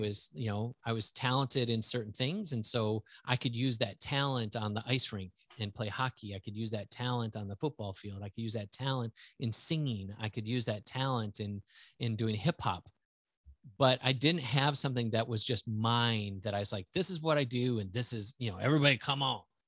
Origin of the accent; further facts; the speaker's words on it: central Wisconsin, United States; also born or lived in Houston, Texas; I grew up all the way through high school in that area